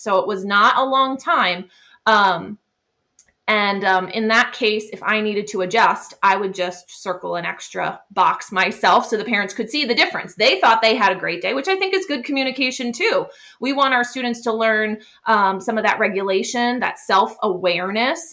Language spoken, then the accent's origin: English; Pennsylvania, United States; where I'm from. I'm from Pennsylvania, and that's part of our teacher evaluation